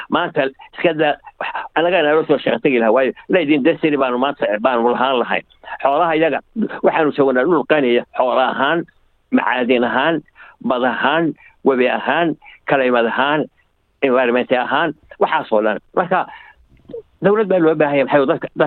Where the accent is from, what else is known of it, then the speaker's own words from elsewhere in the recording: Somalia; moved away; waxaan yidhi waxaan ahay etoobiyaan baan ah anoo ka xishooday inaan idhaa soomaali baan